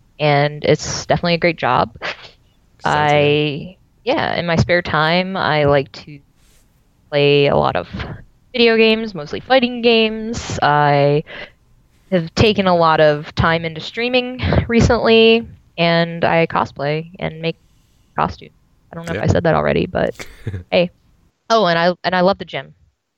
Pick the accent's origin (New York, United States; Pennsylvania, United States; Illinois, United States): Pennsylvania, United States; Pittsburgh; now in Georgia, United States; I am originally from Pittsburgh, PA, currently living in Georgia.